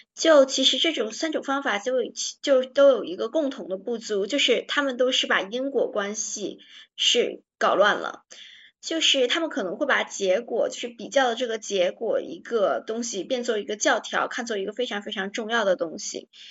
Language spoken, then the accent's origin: Chinese; China; 我们中国人会觉得很暴力的